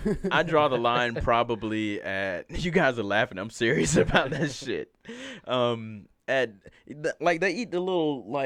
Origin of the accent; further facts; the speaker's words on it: Alabama, United States; I'm from Alabama.